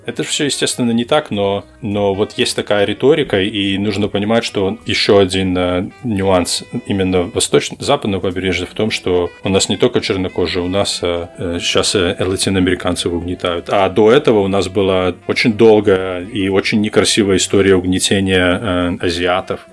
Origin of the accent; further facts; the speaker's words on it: Belarus; moved away as an adult; now in United States; Я родился, вырос в Беларуси, и я переехал, приехал в Америку, когда мне было восемнадцать лет